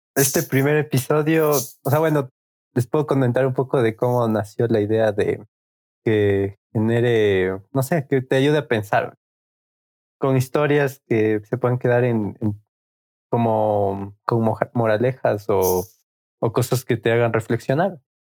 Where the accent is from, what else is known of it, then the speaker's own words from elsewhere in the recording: Quito, Pichincha, Ecuador; somos de Quito, Ecuador